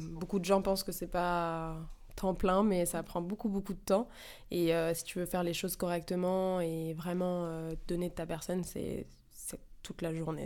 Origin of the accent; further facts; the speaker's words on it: Paris, Île-de-France, France; J'ai 27 ans, j'ai grandi à Paris